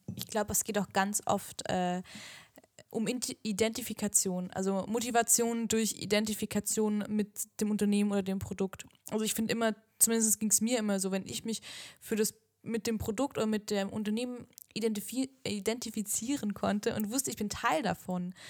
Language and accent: German; the South, Southern Germany, Germany; wir kommen ja auch aus dem Süden